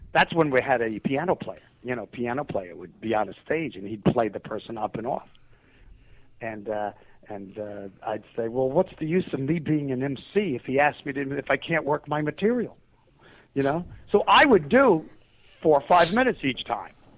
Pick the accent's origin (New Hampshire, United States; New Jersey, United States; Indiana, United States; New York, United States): New York, United States; New York City; I came from New York City